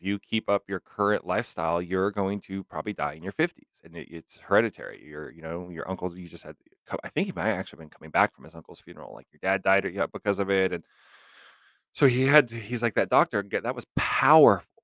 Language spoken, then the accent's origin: English; Los Angeles, California, United States; I actually grew up in the L A area.